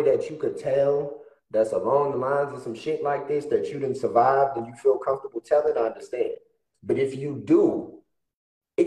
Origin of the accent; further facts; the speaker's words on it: New Orleans, Louisiana, United States; now in Texas, United States; I'm ex-military, but I'm from New Orleans, live in Texas.